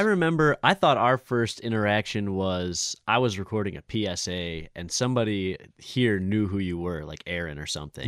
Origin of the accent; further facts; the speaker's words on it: Lake Orion, Michigan, United States; now in Royal Oak, United States; Paint Creek Trail runs through Lake Orion also, which is, like, my hometown